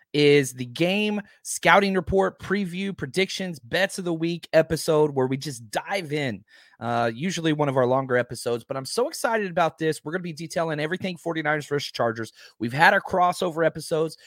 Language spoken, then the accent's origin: English; Dallas, Texas, United States; me growing up in Dallas